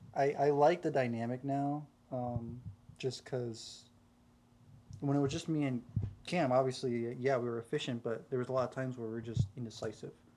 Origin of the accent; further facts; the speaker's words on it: South Carolina, United States; I'm from South Carolina